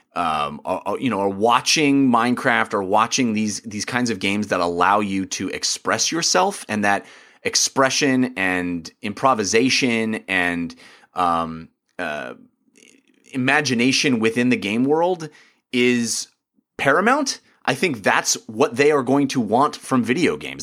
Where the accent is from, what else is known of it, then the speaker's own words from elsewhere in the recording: United States; as an American